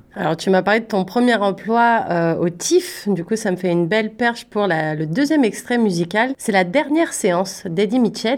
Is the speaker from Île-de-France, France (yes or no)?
yes; Paris, Île-de-France, France; moved away; j'étais de Paris